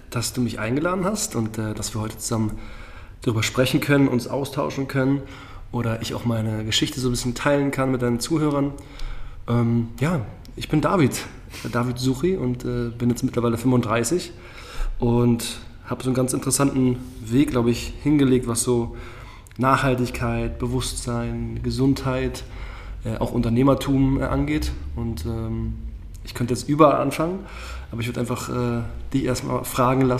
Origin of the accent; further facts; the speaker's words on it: Berlin, Germany; Und wie es halt so in Berlin ist, bin selber aus Berlin und dann ist es schon sehr toxisch, das Nachtleben.